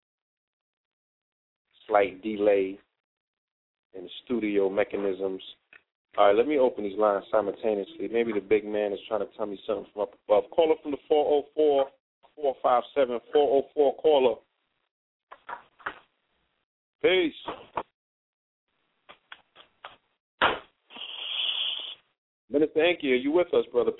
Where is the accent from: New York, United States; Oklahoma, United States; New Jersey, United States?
New York, United States; now in Bay Area, United States; I come from New York, the hometown of hip-hop